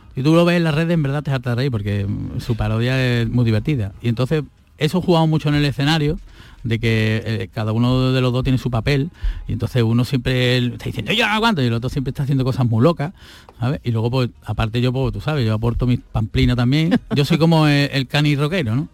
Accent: Seville, Andalusia, Spain; Yo soy de Sevilla

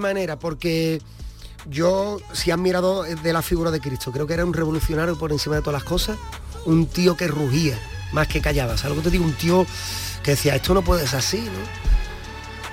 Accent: Cádiz, Andalusia, Spain; Cádiz, esa tragedia de la economía, yo la vivo desde que tengo uso de razón

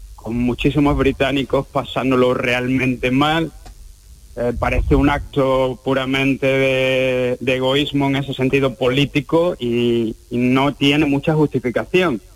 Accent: Cádiz, Andalusia, Spain; now in United Kingdom; soy de Cádiz

